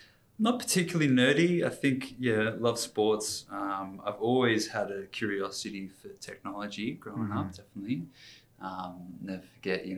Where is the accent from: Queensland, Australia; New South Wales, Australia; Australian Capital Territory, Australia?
Australian Capital Territory, Australia; Canberra; moved away as an adult; also born or lived in United States; Born in the US, just popped out when my parents were living their training. But yeah, grew up in Canberra